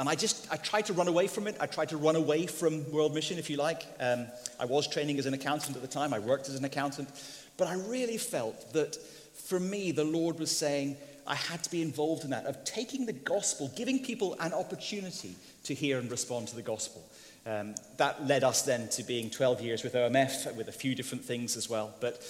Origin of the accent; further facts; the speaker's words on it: Indonesia; I grew up in Indonesia because my parents were missionaries.